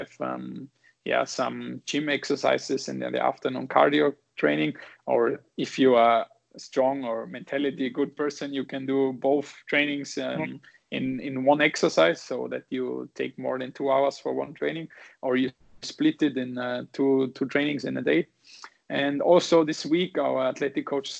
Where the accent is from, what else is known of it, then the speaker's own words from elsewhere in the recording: Saalfelden, Salzburg, Austria; English is a second language; moved away as an adult; now in Vienna, Austria; I am from a smaller town called Saalfelden. It's 60 kilometers away from Salzburg